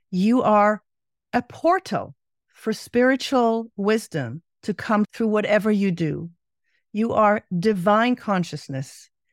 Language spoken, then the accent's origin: English; Israel; growing up in Israel